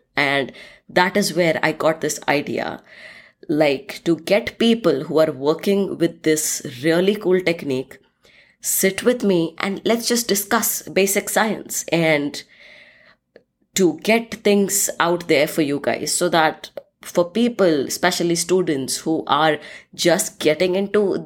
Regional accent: India; moved away as an adult; also born or lived in Scotland; now in United States; I'm originally from India and currently living in the United States for the past 7

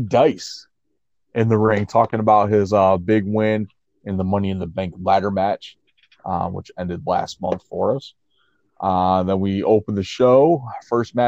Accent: Elmira, New York, United States; 3 hours away from my hometown of Elmira, New York

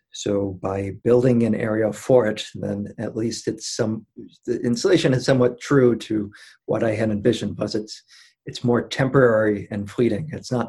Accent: Maine, United States; I'm from Maine.

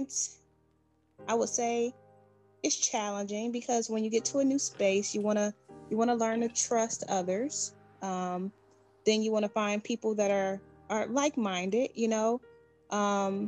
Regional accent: Detroit, Michigan, United States; now in Georgia, United States; I'm originally from Detroit, Michigan, right? And I reside here in Georgia.

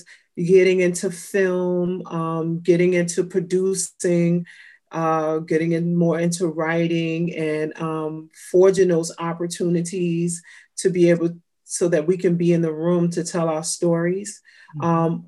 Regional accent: New York City, New York, United States; also born or lived in California; I grew up in New York and Brooklyn, as well as California.

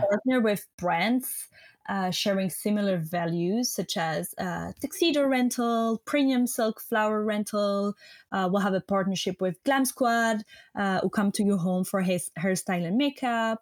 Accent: French-speaking Switzerland, Romandy, Switzerland; English is a second language; moved away as an adult; I'm not American, so I'm from Switzerland, the French-speaking part of Switzerland

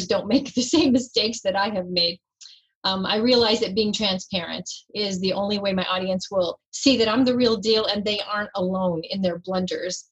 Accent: Northeastern Ohio, United States; also born or lived in Northern Florida; now in Florida, United States; I grew up in Northeastern Ohio

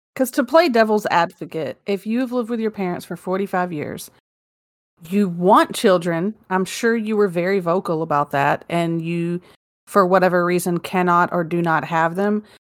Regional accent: Mobile, Alabama, United States; now in Arkansas, United States; my hometown

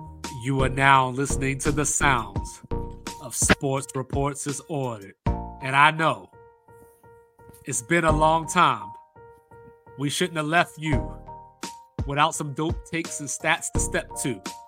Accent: Baltimore, Maryland, United States; born or raised there

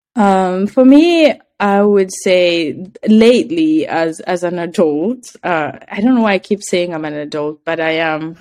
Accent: Kenya; moved away; I said, Kenya

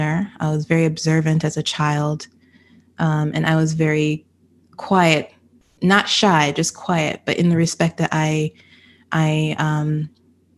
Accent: Florida, United States; also born or lived in California / Jamaica; I was born in Cali. My mother moved us back to Florida because we had to be close to, you know, the family. So my family's from Jamaica

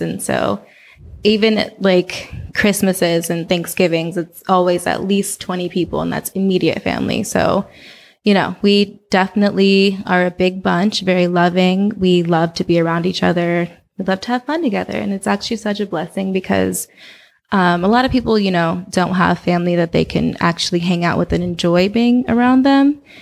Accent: Oakland, California, United States; moved away as an adult; also born or lived in New Orleans, Louisiana / Los Angeles, California; I grew up in Oakland.

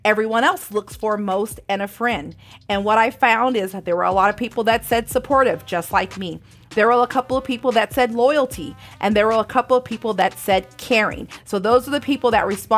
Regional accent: San Bernardino, California, United States; where I lived in San Bernardino, California

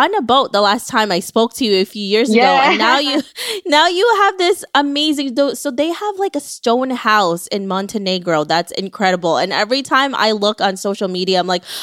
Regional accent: Philippines; now in United States; you and I came from the Philippines.

